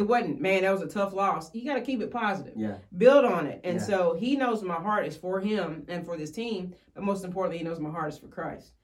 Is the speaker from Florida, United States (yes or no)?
no; Woodford County, Kentucky, United States; I was born and raised in Woodford County and um, still live there today.